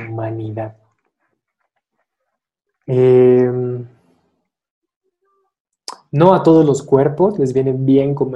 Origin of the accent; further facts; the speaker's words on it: Mexico City, Mexico; born there; desgraciadamente nací yo en la Ciudad de México y estoy como, como con un pie acá, un pie allá